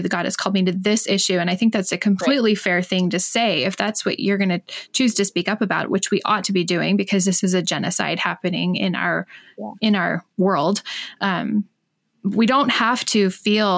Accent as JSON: {"language": "English", "country": "United States", "moved": "yes", "lives_now": "Alberta, Canada", "said": "I'm an American, but I do live in Canada. I'm up here in Alberta."}